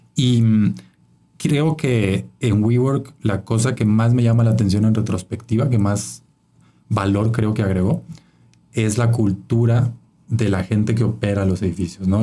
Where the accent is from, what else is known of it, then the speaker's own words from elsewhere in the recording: Chiapas, Mexico; moved away as an adult; now in Mexico City, Mexico; soy de Chiapas, ¿no? El estado más pobre de México y y eso me marcó, siempre creciendo en esa desigualdad sistémica.